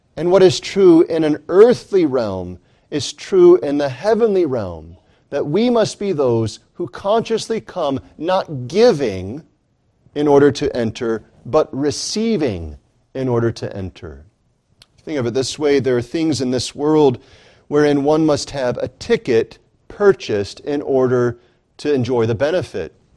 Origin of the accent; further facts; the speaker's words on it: United States; I am in this nation, in this society, in this civilization merely because I was born here